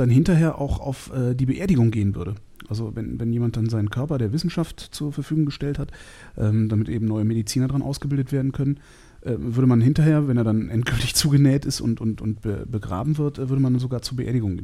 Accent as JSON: {"language": "German", "town": "Cologne", "region": "North Rhine-Westphalia", "country": "Germany", "said": "Ich komme ja aus Köln"}